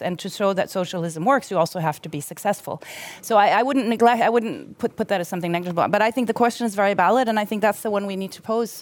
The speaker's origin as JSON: {"language": "English", "country": "Germany", "tie": "born or raised there", "moved": "yes", "lives_now": "Sweden", "said": "somebody who, who grew up in Germany"}